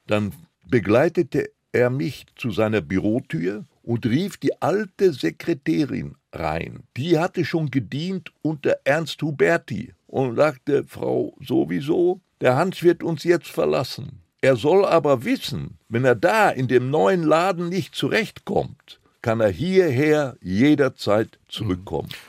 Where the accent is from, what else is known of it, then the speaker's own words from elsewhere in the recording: Recklinghausen, North Rhine-Westphalia, Germany; first language Polish; German is a second language; also born or lived in area east of Frankfurt (Oder), Poland; in der Hauptpost in Recklinghausen, wo ich ja geboren war